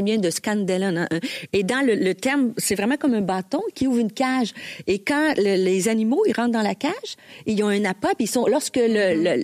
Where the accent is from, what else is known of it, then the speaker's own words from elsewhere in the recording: Bas-Saint-Laurent, Quebec, Canada; on vient du Bas-Saint-Laurent